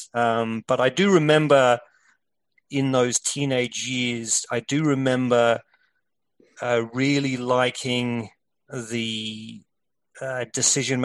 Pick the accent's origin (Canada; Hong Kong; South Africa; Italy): South Africa; moved away; growing up in South Africa